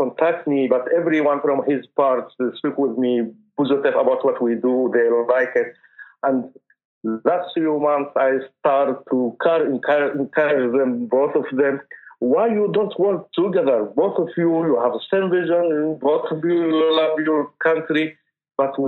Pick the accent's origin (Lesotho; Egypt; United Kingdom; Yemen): Yemen; Taiz, Taiz Governorate; moved away; I am from Yemen, Taiz.